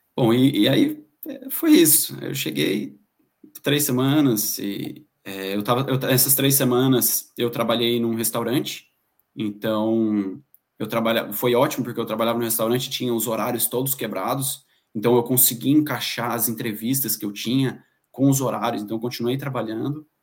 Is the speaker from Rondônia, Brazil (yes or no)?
no; Pindamonhangaba, São Paulo, Brazil; moved away as an adult; now in Ireland; eu sou natural de Pindamonhangaba, interior de São Paulo. Bom, existe, é a cidade do carteiro do Chaves.